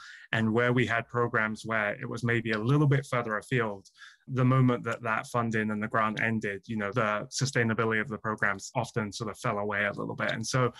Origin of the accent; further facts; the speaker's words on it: England, United Kingdom; now in United States; And my connection here goes back to 2011 when I moved to the United States. I came from England and had my first job here at the Museum of History and Holocaust Education at Kennesaw State University